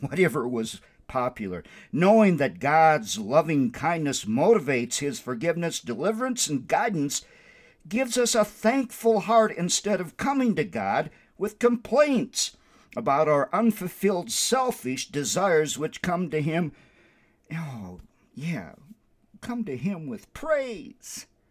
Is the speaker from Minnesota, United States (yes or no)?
yes; Windom, Minnesota, United States; also born or lived in South Bend, Indiana; now in Albuquerque, United States; My hometown is Wyndham, Minnesota